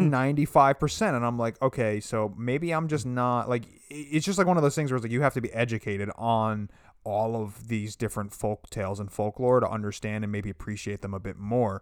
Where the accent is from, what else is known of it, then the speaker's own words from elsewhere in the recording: United States; as an American